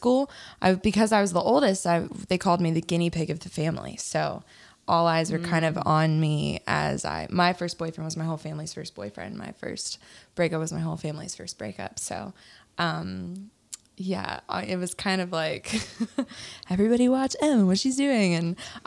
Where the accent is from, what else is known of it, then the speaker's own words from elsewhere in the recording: Virginia, United States; moved away as an adult; now in Nashville, United States; I'm from Virginia. I moved to Nashville 8 years ago